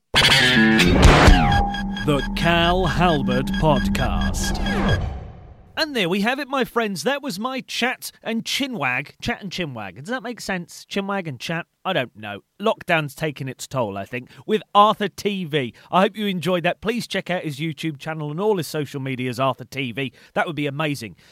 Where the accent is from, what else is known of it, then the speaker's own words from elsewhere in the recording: Shrewsbury, West Midlands, United Kingdom; now in Newcastle, United Kingdom; I live in Newcastle and support Newcastle United um, for my sins, mm. but I'm from Shrewsbury originally in the Midlands